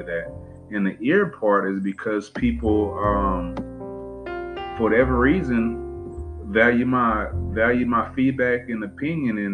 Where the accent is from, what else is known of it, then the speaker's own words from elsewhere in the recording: Cheek, Texas, United States; also born or lived in Beaumont, Texas; I live in Beaumont, but born and raised in Cheek, Texas, but it's right outside of Beaumont